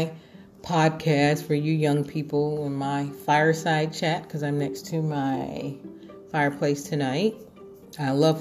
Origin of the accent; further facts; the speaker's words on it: Chicago, Illinois, United States; I grew up in politics in Chicago under Mayor Daley.